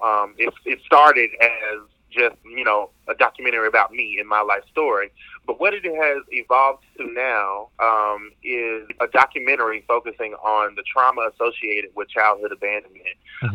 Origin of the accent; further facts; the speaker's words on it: Cartersville, Georgia, United States; moved away as an adult; also born or lived in Washington, D.C. / Atlanta, Georgia; now in Maryland, United States; I am from Cartersville, Georgia